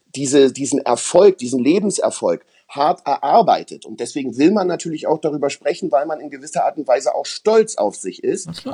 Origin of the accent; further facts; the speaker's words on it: East Germany, Germany; ich bin ja aus dem Osten.